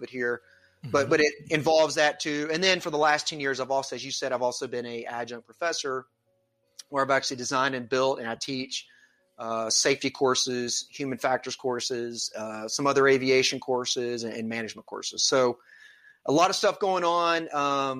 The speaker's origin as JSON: {"language": "English", "town": "Atlanta", "region": "Georgia", "country": "United States", "said": "I come from the Atlanta, Georgia area. I still live here now"}